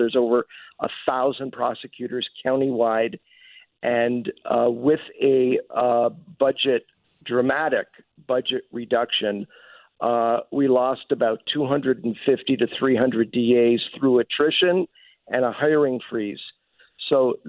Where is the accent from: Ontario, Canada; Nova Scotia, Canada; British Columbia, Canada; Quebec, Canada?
Quebec, Canada; Montreal; moved away as an adult; now in Los Angeles, United States; I was born and raised in Montreal and lived there for approximately 19, 20 years before I came out to LA to go to law school